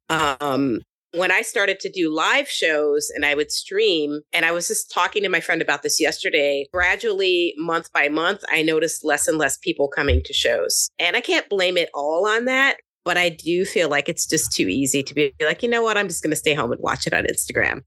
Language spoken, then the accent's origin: English; Kentucky, United States; also born or lived in California / Brooklyn, New York; now in New York, United States; I grew up in Kentucky